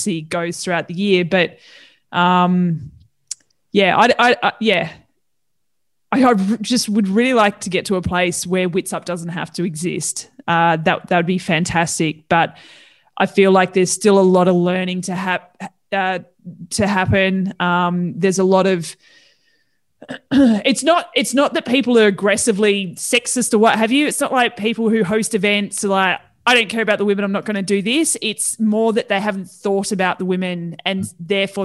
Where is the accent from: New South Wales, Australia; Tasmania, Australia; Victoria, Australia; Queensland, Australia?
Tasmania, Australia; moved away; I'm originally from Tassie